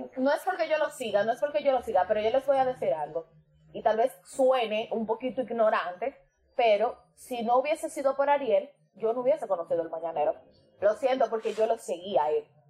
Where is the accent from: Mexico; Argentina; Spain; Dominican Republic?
Dominican Republic; como dominicano como isla